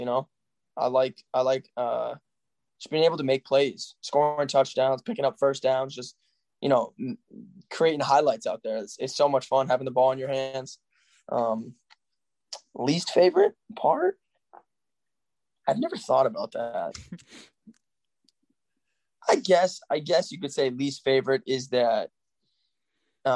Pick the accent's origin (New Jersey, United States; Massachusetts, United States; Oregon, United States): Massachusetts, United States; Yarmouth; Yarmouth, Massachusetts, that's my hometown